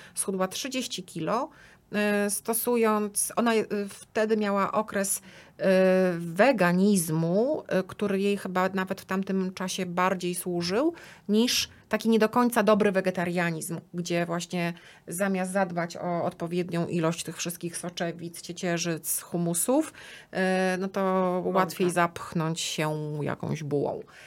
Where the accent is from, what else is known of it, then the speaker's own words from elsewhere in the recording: Płock, Masovian Voivodeship, Poland; pochodzę z Płocka